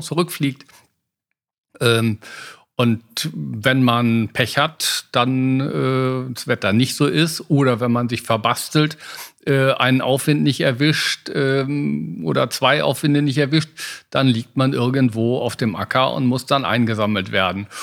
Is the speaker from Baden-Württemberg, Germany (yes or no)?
no; Oerlinghausen, North Rhine-Westphalia, Germany; Ich komme aus Erlinghausen. Damals war das der größte Segelflugplatz der Welt.